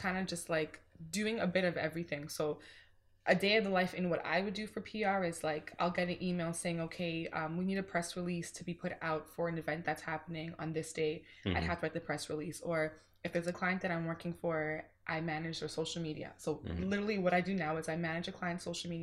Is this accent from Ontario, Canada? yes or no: yes; Mississauga, Ontario, Canada; I was born at Credit Valley Hospital in Mississauga